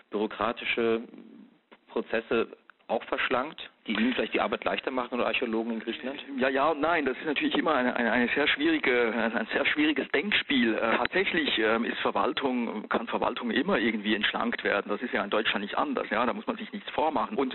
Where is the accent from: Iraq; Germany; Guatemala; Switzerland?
Switzerland; ich bin ja Schweizer Staatsbürger von Haus aus, ne?